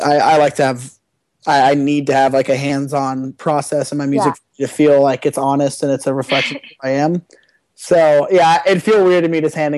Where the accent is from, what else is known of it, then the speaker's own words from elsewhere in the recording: Ohio, United States; now in Malibu, United States; growing up in Ohio and then moving to Malibu, moving to California